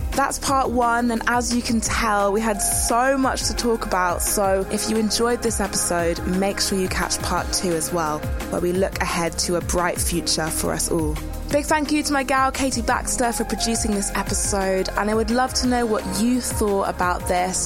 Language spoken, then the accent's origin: English; Alderney, Guernsey; moved away; also born or lived in Kent; I grew up in the Channel Islands. Um, I'm from this tiny island called Alderney